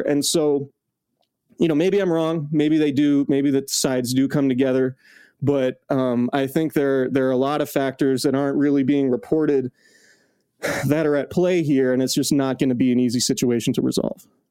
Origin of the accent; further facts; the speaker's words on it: Bay Area, California, United States; I'm from the Bay Area, so you know the Bay Area is home to me